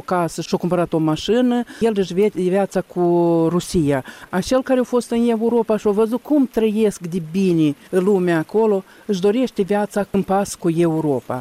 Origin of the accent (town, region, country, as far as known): Moldova